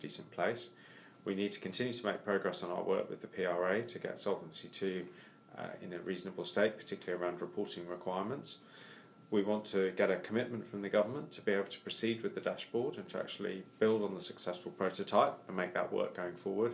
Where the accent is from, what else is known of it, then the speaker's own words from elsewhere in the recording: Wales, United Kingdom; I'm Welsh